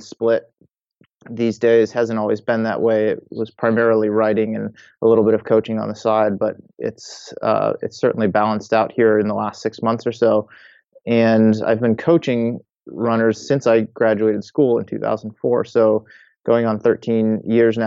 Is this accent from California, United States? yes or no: no; Massachusetts, United States; I grew up in Massachusetts, spent most of my life there